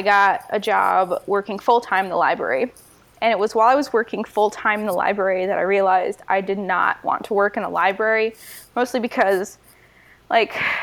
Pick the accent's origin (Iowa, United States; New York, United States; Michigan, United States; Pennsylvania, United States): Michigan, United States; I decided I would go to Michigan because I'm from Michigan and I could get in-state